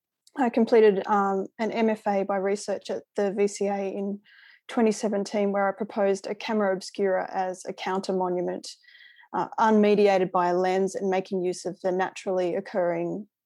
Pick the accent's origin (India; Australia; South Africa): Australia; New South Wales; now in Melbourne, Australia; I'm a settler Australian of English ancestry and I was born and raised on and educated on Wurundjeri country in what is now New South Wales. I'm speaking from Melbourne's north today.